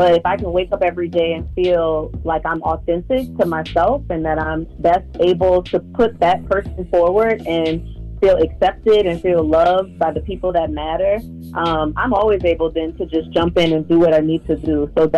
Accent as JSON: {"language": "English", "town": "New Orleans", "region": "Louisiana", "country": "United States", "said": "I'm from New Orleans."}